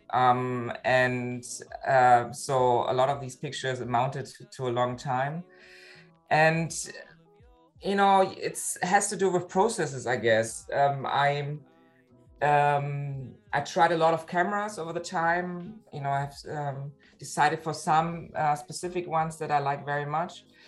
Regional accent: Berlin, Germany; now in Hamburg, Germany; I live in Hamburg, but originally I'm from Berlin, uh, actually East Berlin.

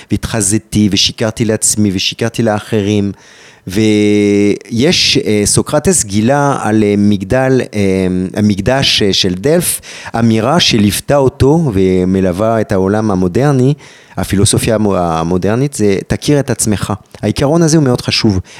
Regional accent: France; אני גם צרפתי, גם אלג'יראי, גם יהודי, גם ערבי, גם דוקטור.

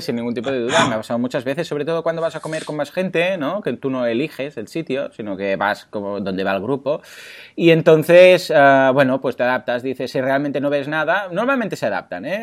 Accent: Mataró, Catalonia, Spain; no soy de Barcelona, de Mataró

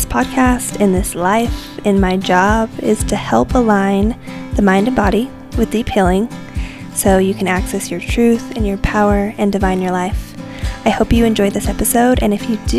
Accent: Austin, Texas, United States; moved away as an adult; also born or lived in Denver, Colorado; Austin for me is where I grew up.

